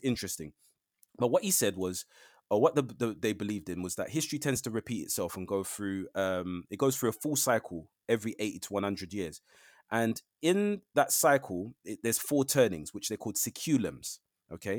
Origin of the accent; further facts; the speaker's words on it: London, United Kingdom; I'm a Londoner. Uh, I know London very, very well.